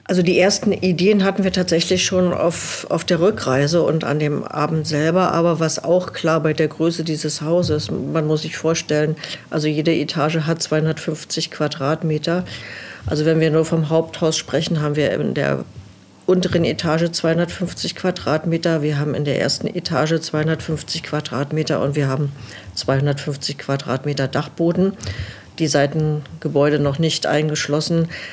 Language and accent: German; Berlin, Germany; moved away as an adult; now in Below, Germany; als gebürtige Berlinerin